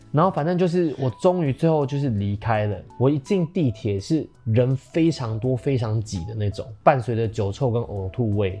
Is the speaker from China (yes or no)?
no; Taiwan; 我们台湾人其实是很感性的，我们心思是很细腻的